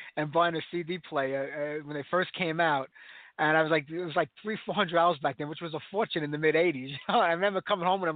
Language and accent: English; New York City, New York, United States; also born or lived in Staten Island; These days, Staten Island, but originally from Brooklyn